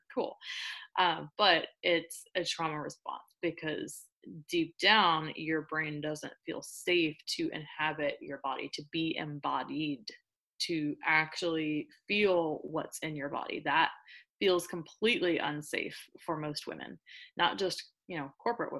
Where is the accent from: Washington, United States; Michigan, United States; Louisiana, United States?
Louisiana, United States; New Orleans; I'm from New Orleans